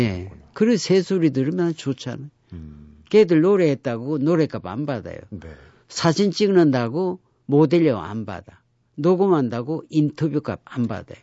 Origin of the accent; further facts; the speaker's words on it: Geoje, South Gyeongsang, South Korea; 우리 고향이 거제도 장승포이기 때문에